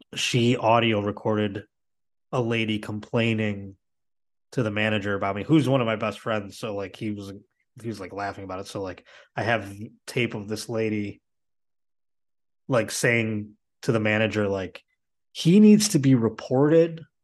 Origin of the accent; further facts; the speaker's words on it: Buffalo, New York, United States; now in Los Angeles, United States; I'm not from Boston either. I'm from Buffalo